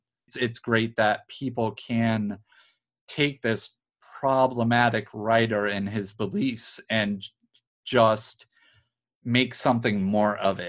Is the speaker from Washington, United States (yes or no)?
no; Newburyport, Massachusetts, United States; my hometown is Newburyport, Mass.